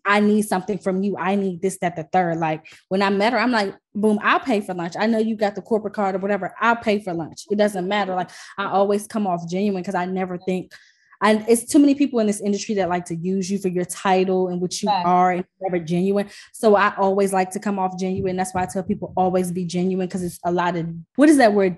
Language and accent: English; Washington, District of Columbia, United States; I'm from DC.